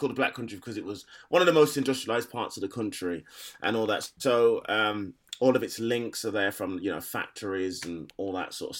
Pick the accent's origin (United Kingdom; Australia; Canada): United Kingdom; Black Country, West Midlands; moved away; I'm definitely from the Black Country. And I don't know whether I would have been like that if I was still living there